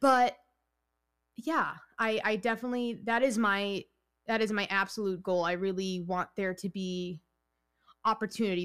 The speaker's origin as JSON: {"language": "English", "region": "New York", "country": "United States", "said": "I'm from New York. I'm Italian and Puerto Rican"}